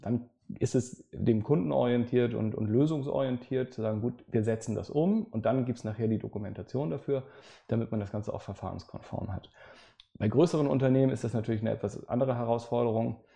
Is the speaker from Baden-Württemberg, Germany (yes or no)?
no; Hamburg, Germany; Ich äh, bin gebürtiger Hamburger, insofern uns trennen nur ein paar Kilometer hier in der Stadt